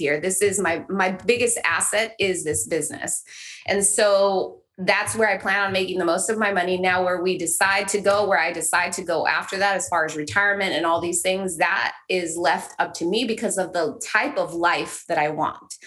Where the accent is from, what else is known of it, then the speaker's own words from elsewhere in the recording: Los Angeles, California, United States; also born or lived in El Salvador (family origin) / Huntington Beach, California; I grew up in East Los Angeles